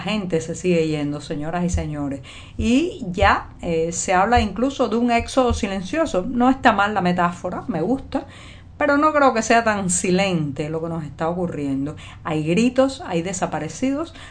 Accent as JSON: {"language": "Spanish", "country": "Cuba", "said": "cubana, periodista, ciudadana"}